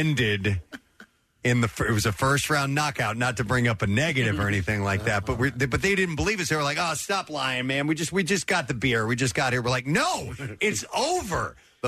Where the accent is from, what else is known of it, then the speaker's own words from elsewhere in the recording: St. Louis, Missouri, United States; I grew up in St. Louis.